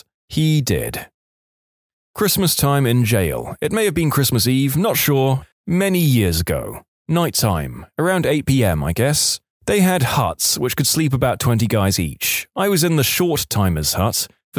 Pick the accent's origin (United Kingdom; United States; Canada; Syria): Canada; I'm a Canadian, however, I got caught up in the US federal prison system, USP Atlanta.